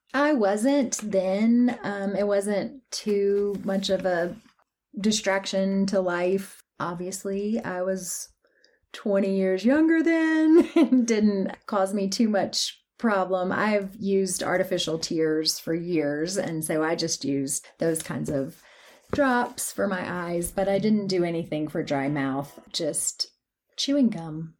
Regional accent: Athens, Tennessee, United States; moved away as an adult; also born or lived in Memphis, Tennessee / Knoxville, Tennessee; I was born in Memphis, Tennessee, um, but mostly raised in Athens, here in East Tennessee

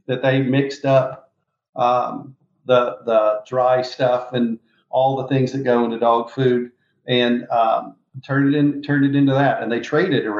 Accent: Mississippi, United States; also born or lived in Memphis, Tennessee; I was born in Memphis, Tennessee, grew up in Mississippi.

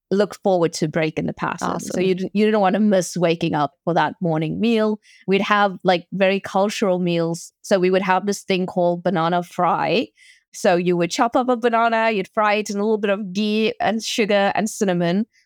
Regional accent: South Africa; So, for example, being South African, we have a big braai culture

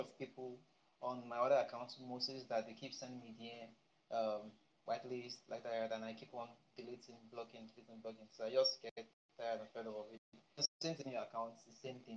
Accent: Lagos, Nigeria; I'm from Lagos, Nigeria

